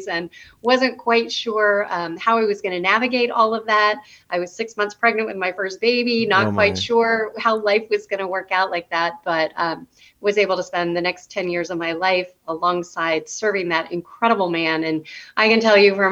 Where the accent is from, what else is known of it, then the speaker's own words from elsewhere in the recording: Southern California, United States; I was born and raised in Southern California